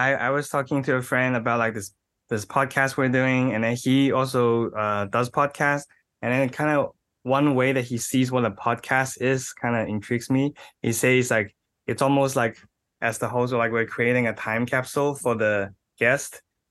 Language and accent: English; Australia; born there; I was born in Australia.